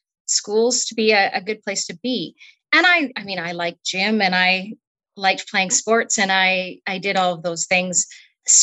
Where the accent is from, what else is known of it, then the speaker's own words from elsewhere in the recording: Newdale, Manitoba, Canada; also born or lived in Brandon, Manitoba; I grew up in Newdale, Manitoba, and went to school in the nearby community of Strathclair.